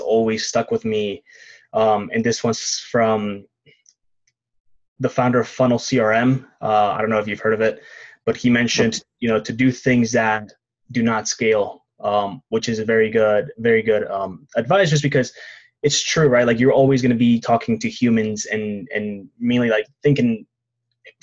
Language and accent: English; Mexico; I'm actually from Mexico